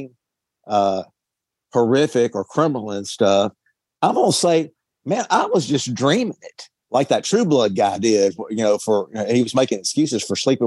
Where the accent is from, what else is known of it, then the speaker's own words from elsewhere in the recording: Deep South, United States; I grew up in the Deep South